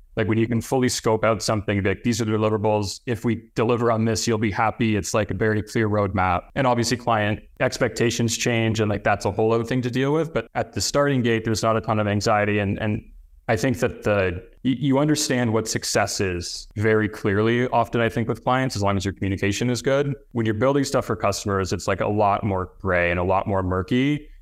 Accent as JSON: {"language": "English", "area": "near Toronto", "region": "Ontario", "country": "Canada", "tie": "born or raised there", "moved": "as an adult", "said": "moved to Toronto, which is the, the closest kind of big city to my hometown"}